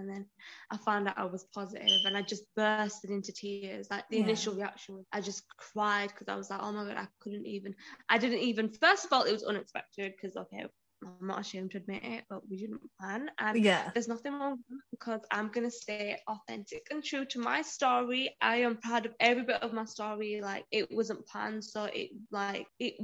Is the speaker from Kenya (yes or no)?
no; Huddersfield, Yorkshire and the Humber, United Kingdom; accent: southern; moved away as an adult; also born or lived in Liverpool; So I was in Huddersfield, so that's where my family are, and I was based in Liverpool for my job.